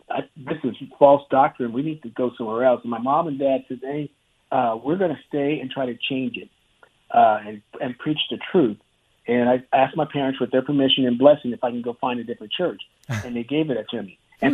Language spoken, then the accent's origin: English; Clovis, New Mexico, United States; because I grew up in Clovis, New Mexico, and my dad was in the Air Force